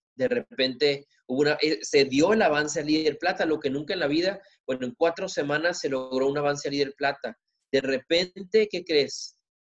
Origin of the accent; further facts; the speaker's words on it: Ensenada, Tijuana, Baja California, Mexico; vengo de Tijuana, perdón, de Ensenada, Tijuana